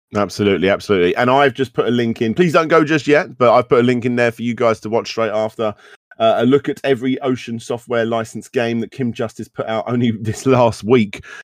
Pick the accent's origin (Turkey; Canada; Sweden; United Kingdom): United Kingdom